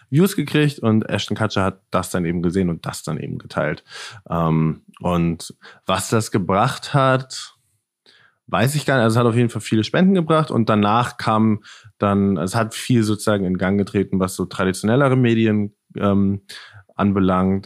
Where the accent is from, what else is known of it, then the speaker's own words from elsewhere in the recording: Northern Germany, Germany; moved away as an adult; also born or lived in Netherlands; also ich komme aus Deutschland, komme aus Norddeutschland, bin dann ähm, nach Holland gezogen, in den Niederlanden, um da zu studieren